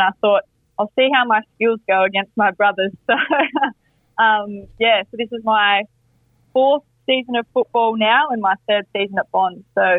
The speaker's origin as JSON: {"language": "English", "region": "Victoria", "country": "Australia", "said": "So unlike Victoria, which, you know, I'm from Victoria, so I'm used to a bit of rain, it doesn't really bother me."}